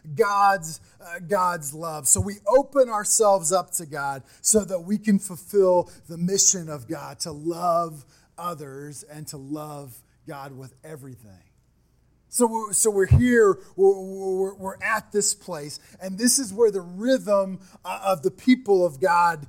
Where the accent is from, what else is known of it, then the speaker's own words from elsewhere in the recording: Midwest, United States; I'm from the Midwest